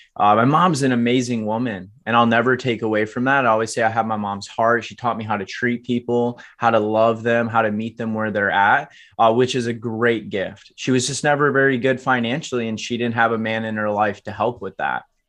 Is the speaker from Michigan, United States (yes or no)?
yes; Alamo, Michigan, United States; I was born and raised in Kalamazoo, Michigan, actually Alamo, Michigan, very small farm town outside of Kalamazoo